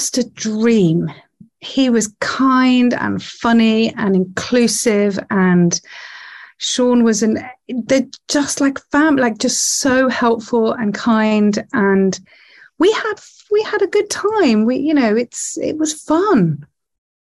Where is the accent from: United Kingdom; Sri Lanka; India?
United Kingdom; Nottingham, East Midlands; from Nottingham.